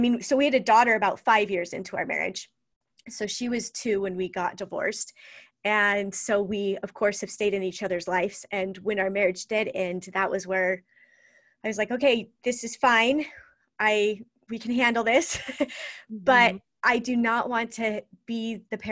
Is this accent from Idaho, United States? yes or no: yes; Idaho, United States; And so I grew up in Idaho. I've lived a whole bunch of different places, but Idaho's always been home, and that's where I am now.